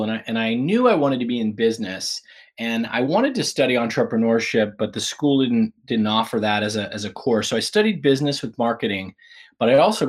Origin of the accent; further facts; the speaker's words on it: Pittsburgh, Pennsylvania, United States; Yeah, I grew up in Pittsburgh, Pennsylvania. And I spent the first few years in an area called Point Breeze and then moved to Oakmont.